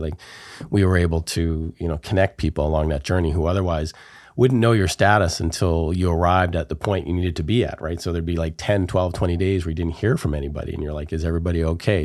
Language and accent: English; We Wai Kai Nation, Vancouver Island, British Columbia, Canada; I'm from the Wee Wee K Nation here on Vancouver Island